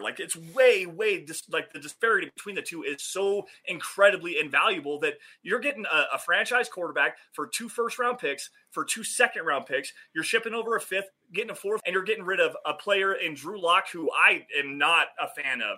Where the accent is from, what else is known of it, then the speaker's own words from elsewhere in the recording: Wyoming, United States; my home state of Wyoming